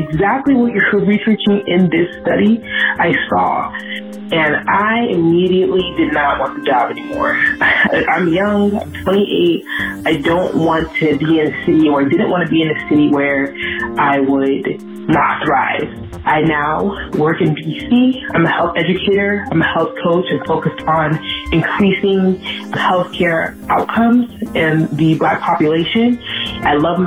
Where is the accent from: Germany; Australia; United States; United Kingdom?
United States; New Jersey; moved away as an adult; now in Washington, D.C., United States; I'm from New Jersey